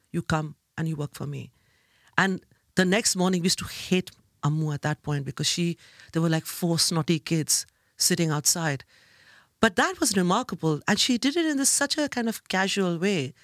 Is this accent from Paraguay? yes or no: no; Kolkata, West Bengal, India; moved away as an adult; now in London, United Kingdom; I grew up in India